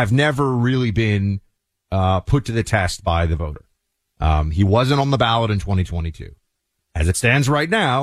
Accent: New York, United States; moved away; I was living there, my home state of New York

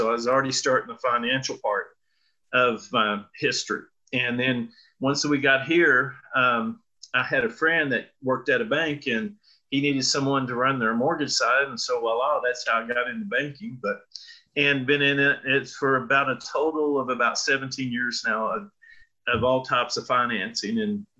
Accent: Amarillo, Texas, United States; moved away as an adult; also born or lived in North Carolina / Ohio / Colorado Springs; I was born here in Amarillo, Texas, raised on a farm, thought we'd be farmers the rest of our lives.

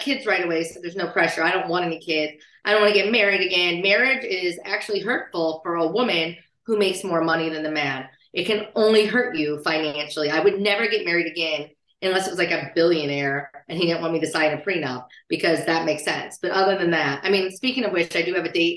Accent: Peoria, Illinois, United States; moved away; also born or lived in Las Vegas / Florida; I'm from Peoria, Illinois, a small village.

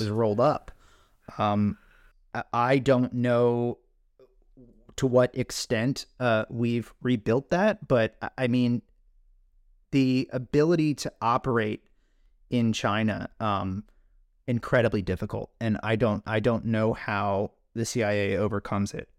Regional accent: Scotland, United Kingdom

